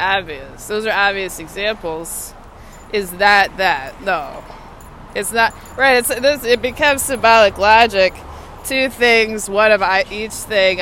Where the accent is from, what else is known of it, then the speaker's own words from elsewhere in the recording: Austin, Texas, United States; now in Washington, D.C., United States; my hometown is Austin, Texas